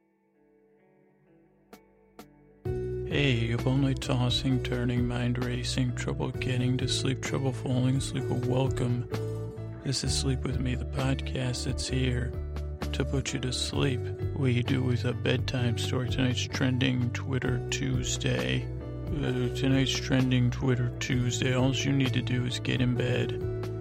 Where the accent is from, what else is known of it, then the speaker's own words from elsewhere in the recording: the South, Southern United States, United States; accent: Southern; I'll just use my accent